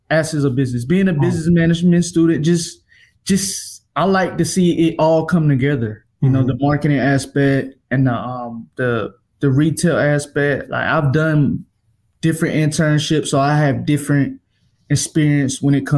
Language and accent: English; Durham, North Carolina, United States; I'm from Durham, North Carolina. You know, I grew up here.